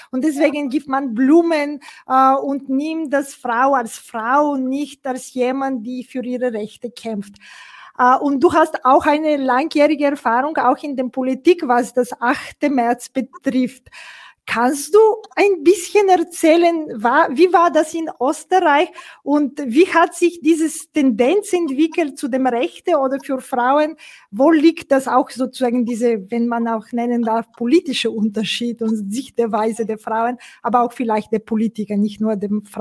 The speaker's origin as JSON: {"language": "German", "country": "Bulgaria", "second_language": "German", "said": "ich komme aus Bulgarien ursprünglich"}